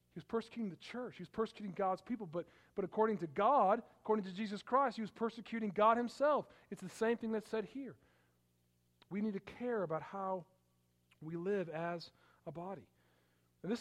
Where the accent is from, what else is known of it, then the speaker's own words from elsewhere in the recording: Palatine, Illinois, United States; Growing up, we lived in Palatine, Illinois